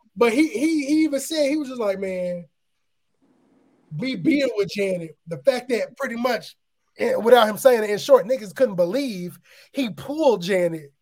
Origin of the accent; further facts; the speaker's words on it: Aurora, Illinois, United States; I grew up in the area, so I'm from Aurora, Illinois, which is 45 minutes from Chicago.